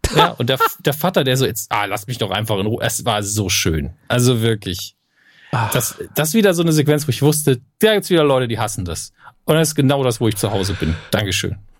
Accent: Germany; bei uns in Deutschland

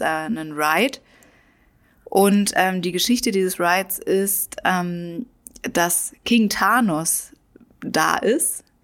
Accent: Germany; für uns in Deutschland

